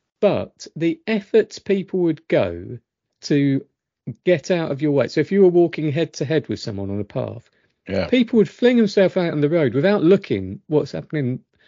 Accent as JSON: {"language": "English", "country": "South Africa", "said": "I come from South Africa. We smile, greet, show kindness, respect the elderly, and much more."}